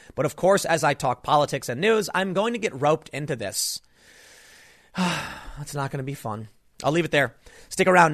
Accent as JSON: {"language": "English", "town": "Chicago", "region": "Illinois", "country": "United States", "said": "I'm from Chicago."}